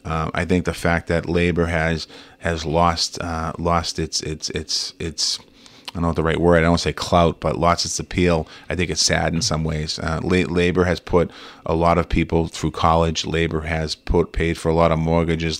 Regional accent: Boston, Massachusetts, United States; Growing up in Boston

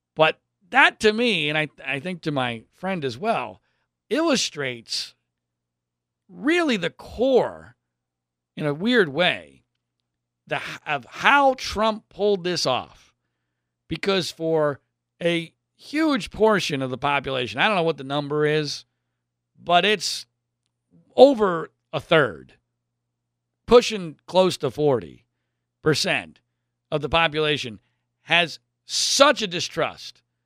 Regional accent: Pennsylvania, United States; now in Southern California, United States; I grew up in Pennsylvania.

